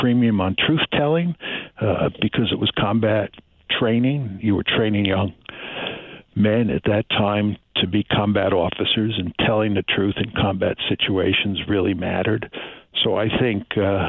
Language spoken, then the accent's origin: English; Croton-on-Hudson, New York, United States; in my parents' case, they moved to Croton, New York, which is on the Hudson River